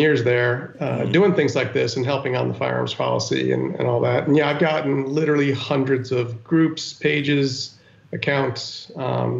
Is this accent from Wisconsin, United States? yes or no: no; Westchester County, New York, United States; also born or lived in Yonkers, New York; I was born in Yonkers and grew up in Westchester County